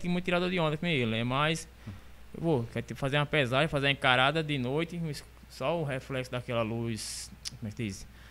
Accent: São Sebastião do Umbuzeiro, Paraíba, Brazil; now in Monteiro, Brazil; eu sou aqui de São Sebastião, São Sebastião do Buzeiro. Aí vim morar aqui em Monteiro, tá com 12 anos

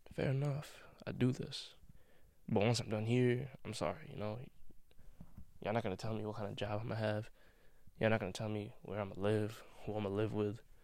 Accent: United States; I'm an American, right? I live in America in 2021

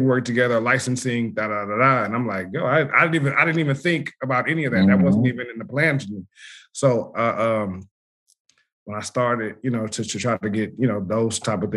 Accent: Los Angeles, California, United States; I'm from South Central. Grew up here, been here my whole life

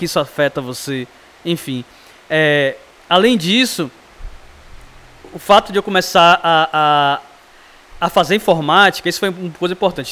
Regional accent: Salvador, Bahia, Brazil; eu nasci num bairro lá, é, chamado Alta Terezinha

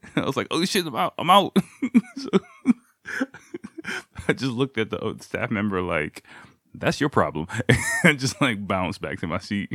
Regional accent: United States; now in Japan; me as an American person

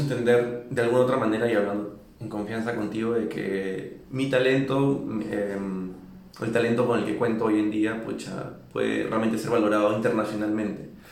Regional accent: Lima, Peru; moved away as an adult; also born or lived in New York; now in Mexico City, Mexico; Nací y crecí en Lima, Perú.

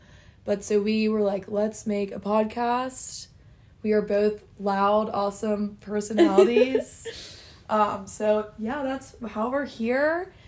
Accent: Atlanta, Georgia, United States; We are both from Atlanta, Georgia.

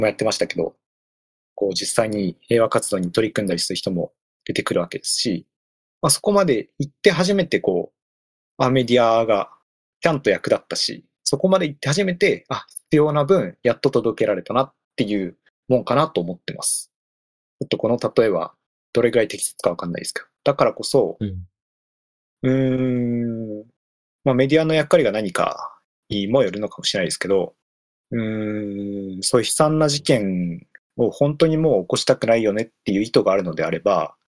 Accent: Hiroshima, Japan; 実は広島県出身で、うん、学校の行事の一環で、あの、原爆資料館とか何度も行くんですよ

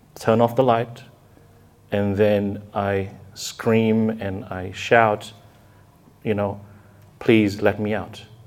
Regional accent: Indonesia; I was raised in Indonesia

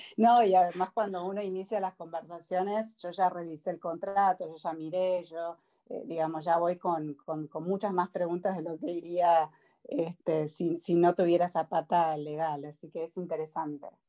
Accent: Argentina; now in United States; uno como argentino

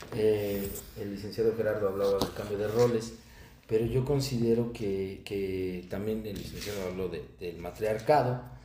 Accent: Mexico; also born or lived in Toluca, State of Mexico; mi país

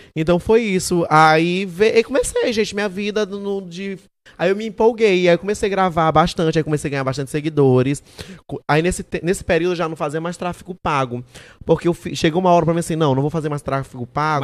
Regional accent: São Luís, Maranhão, Brazil; eu sou de São Luís

